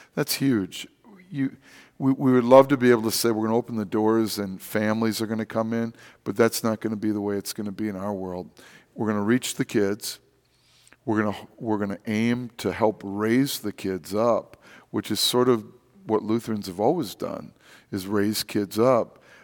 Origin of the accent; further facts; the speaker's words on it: Wisconsin, United States; also born or lived in Rochester, New York; now in St. Louis, United States; I'm from Wisconsin